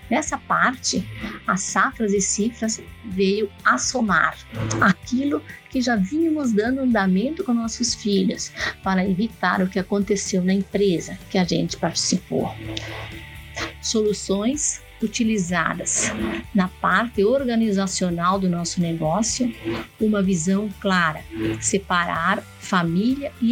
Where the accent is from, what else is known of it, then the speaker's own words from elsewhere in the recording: Rio Grande do Sul, Brazil; moved away as an adult; now in Canarana, Brazil; Eu faço parte da empresa familiar fazenda Vale Verde, situada em Canarana, no Mato Grosso. Viemos do Rio Grande do Sul em 2002